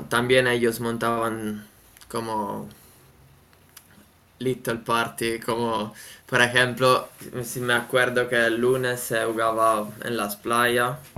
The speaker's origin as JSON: {"language": "Spanish", "country": "Italy", "also_born_or_lived": "Las Palmas de Gran Canaria", "second_language": "Spanish", "said": "nosotros italianos"}